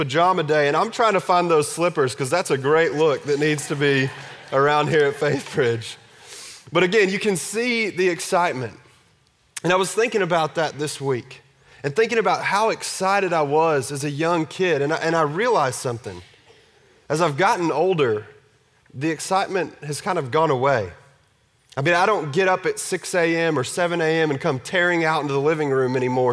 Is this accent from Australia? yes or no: no; Texas, United States; I grew up in Texas